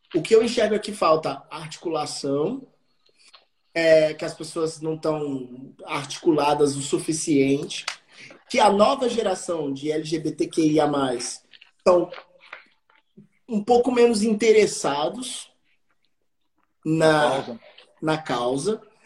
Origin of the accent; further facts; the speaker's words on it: Juiz de Fora, Minas Gerais, Brazil; moved away; also born or lived in Rio de Janeiro / São Paulo; Eu tinha 10 anos quando essa lei foi aprovada na minha cidade